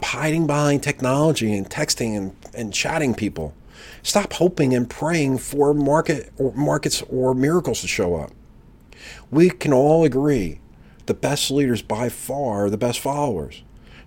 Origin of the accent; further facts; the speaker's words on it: New Jersey, United States; being born and bred in New Jersey